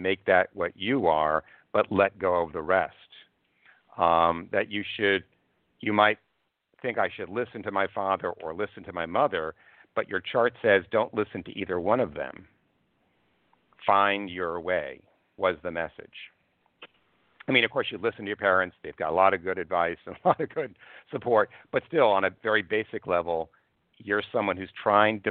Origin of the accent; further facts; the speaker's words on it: Cold Spring Harbor, New York, United States; now in New York City, United States; I was raised in Cold Spring Harbor